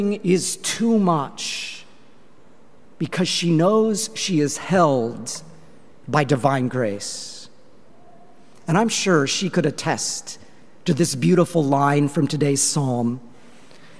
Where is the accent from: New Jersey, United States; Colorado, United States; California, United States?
Colorado, United States; Longmont; moved away; I was in my hometown of Longmont, Colorado